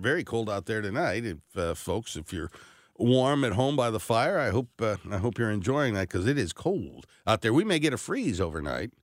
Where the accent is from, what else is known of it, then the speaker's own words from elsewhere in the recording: North St. Louis County, Missouri, United States; I grew up in North County, North Saint Louis County